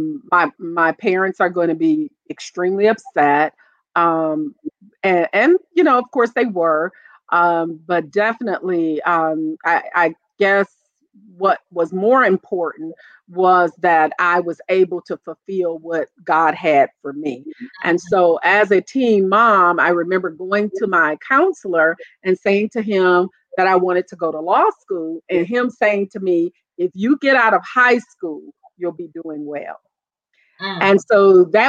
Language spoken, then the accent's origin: English; Toledo, Ohio, United States; moved away as an adult; now in North Carolina, United States; I grew up in Toledo, and I was a teen mom